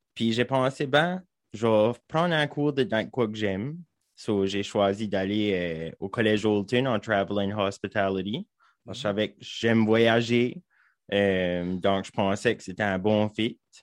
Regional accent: Saint-André-LeBlanc, New Brunswick, Canada; j'ai grandi à Saint-André-le-Blanc, juste en haut.

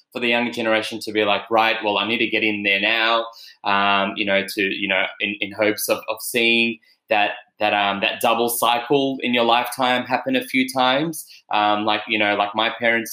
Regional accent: Melbourne, Victoria, Australia; I'm from Melbourne, so we drive past Victorian terraces

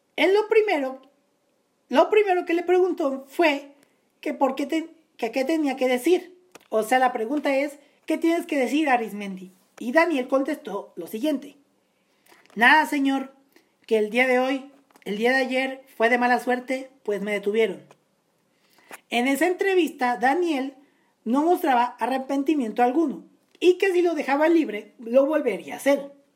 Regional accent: Naucalpan, State of Mexico, Mexico; municipio de Naucalpan, municipio de donde yo nací

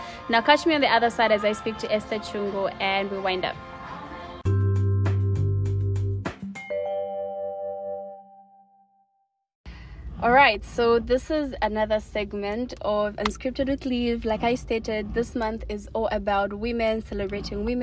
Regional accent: Lusaka, Lusaka Province, Zambia; I come from Matero.

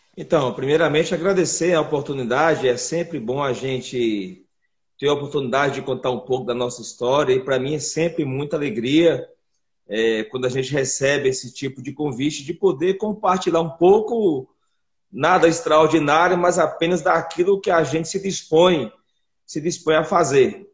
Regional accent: Rio Grande do Norte, Brazil; now in Belo Horizonte, Brazil; eu sou natural do Rio Grande do Norte. Eu vim para BH em 2003

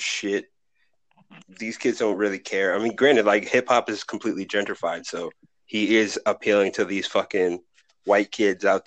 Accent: Boston, Massachusetts, United States; I'm from Boston

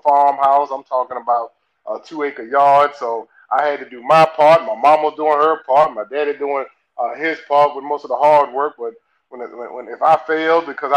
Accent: Tappahannock, Virginia, United States; I'm so country. I'm real country with it. So it's not just the Southern. I'm from Tappahannock, Virginia.

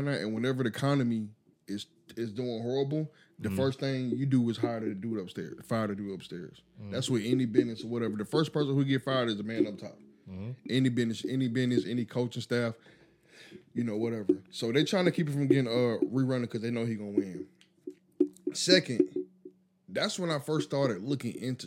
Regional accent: Augusta, Georgia, United States; I'm from Augusta.

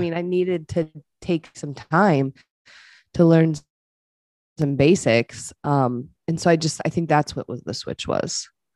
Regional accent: Eastern Shore of Maryland, United States; moved away as an adult; I moved home to Maryland. I'm from the Eastern Shore of Maryland.

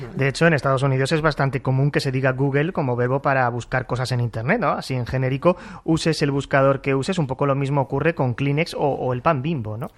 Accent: Málaga, Andalusia, Spain; yo como malagueño lo confirmo.

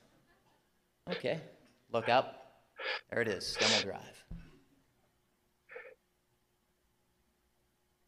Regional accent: Aurora, Ontario, Canada; I will always consider myself an Auroran and a person who grew up here

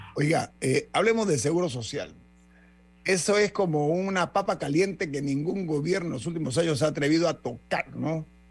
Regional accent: Panama; mi dignidad como panameño

